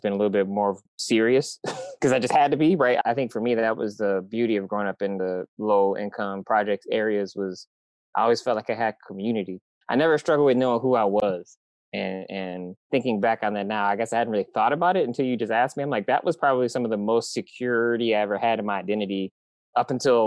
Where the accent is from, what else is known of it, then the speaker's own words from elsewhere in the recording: Michigan, United States; now in San Diego, United States; I'm from Michigan. I'm from the Midwest. So I grew up in crazy, deep, depressing winters